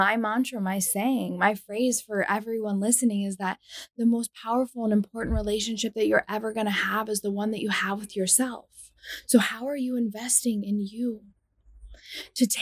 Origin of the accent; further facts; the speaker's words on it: United States; I'm from the United States